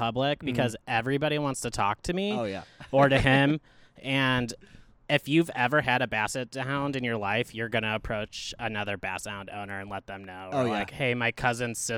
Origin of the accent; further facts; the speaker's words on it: Northwest Indiana, United States; moved away as an adult; also born or lived in Baltimore; now in Tucson, United States; I grew up in Northwest Indiana, and I went to Indiana University.